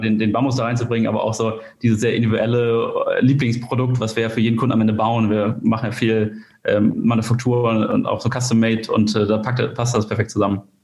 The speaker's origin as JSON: {"language": "German", "town": "Kiel", "region": "Schleswig-Holstein", "country": "Germany", "said": "komme aus Kiel"}